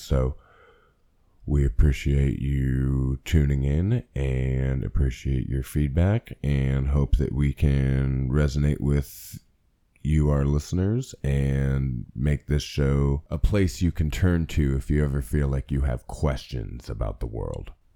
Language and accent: English; Pennsylvania, United States; born and raised in Pennsylvania in the United States of America